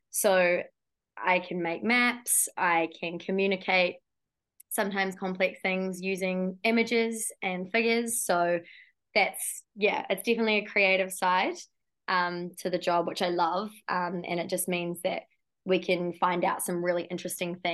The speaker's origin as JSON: {"language": "English", "country": "New Zealand", "tie": "born or raised there", "said": "you'd think being so isolated down in New Zealand"}